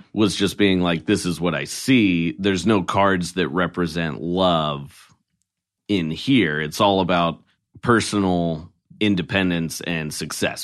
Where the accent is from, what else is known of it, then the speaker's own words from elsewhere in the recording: Oregon, United States; I'm from Oregon